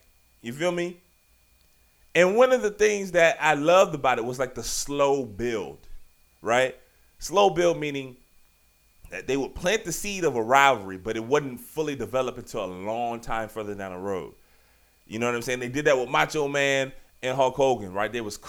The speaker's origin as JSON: {"language": "English", "town": "Richmond", "region": "Virginia", "country": "United States", "tie": "born or raised there", "said": "you know I'm from Richmond, Virginia. Shout out Southside Richmond, Virginia. You understand? Fisher Model School. It was my elementary school, baby."}